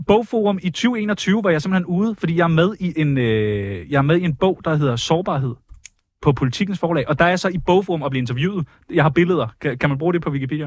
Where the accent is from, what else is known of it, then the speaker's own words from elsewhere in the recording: Karlslunde, Zealand, Denmark; opvokset i Karlslunde